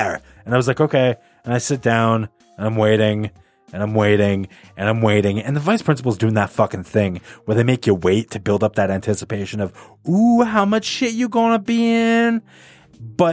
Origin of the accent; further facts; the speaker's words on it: Canada; we're Canadian